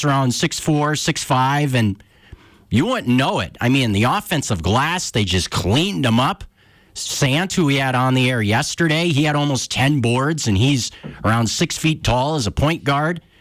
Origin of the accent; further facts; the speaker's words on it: Northern California, United States; moved away; I grew up in Northern California